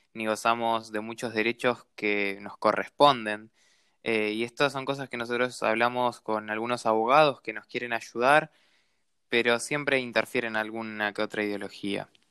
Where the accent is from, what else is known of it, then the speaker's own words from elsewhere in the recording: Jujuy, Argentina; yo soy un trabajador golondrina que vengo de la provincia de Jujuy